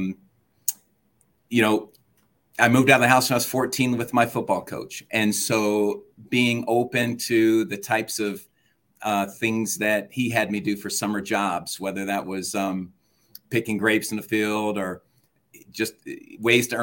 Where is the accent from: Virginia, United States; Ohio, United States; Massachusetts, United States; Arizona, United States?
Arizona, United States; Phoenix; My brother and I grew up that way in Phoenix, Arizona, being different